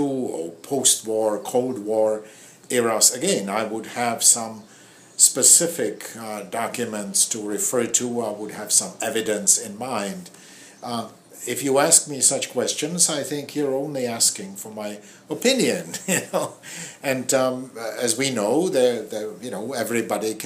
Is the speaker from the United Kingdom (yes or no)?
no; Prague, Czechia; now in Boston, United States; I was born in Prague.